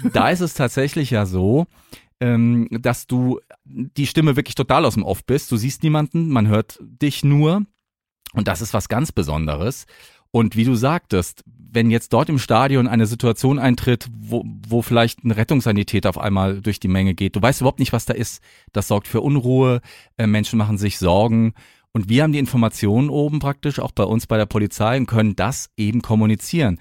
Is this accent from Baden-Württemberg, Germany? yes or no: yes; Mannheim, Baden-Württemberg, Germany; moved away; also born or lived in Hesse; ich komme aus Mannheim und dort gibt es ja den Luisenpark und da habe ich als Kind immer schon